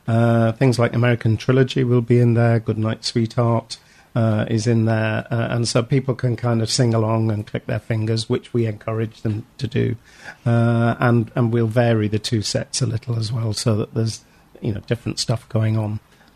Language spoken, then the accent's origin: English; St Helens, North West England, United Kingdom; A guy from I'm from St. Helens in Lancashire